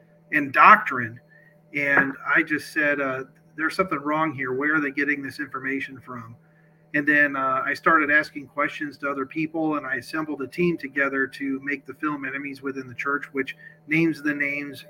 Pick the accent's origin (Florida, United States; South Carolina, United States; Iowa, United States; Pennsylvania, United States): Iowa, United States; Sioux City; I am from Sioux City, Iowa, born and raised in Iowa.